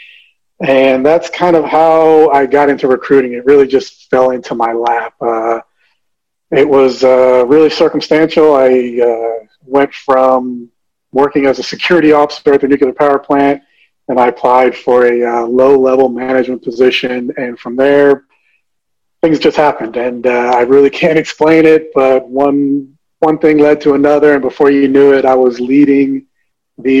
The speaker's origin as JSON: {"language": "English", "region": "New Jersey", "country": "United States", "tie": "born or raised there", "said": "born in New Jersey, the youngest of five. My family's from the Dominican Republic"}